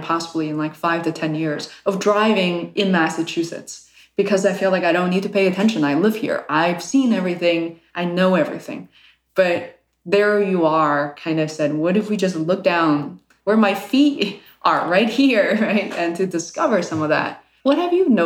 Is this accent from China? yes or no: yes; Beijing, China; moved away; growing up in Beijing back in the 1980s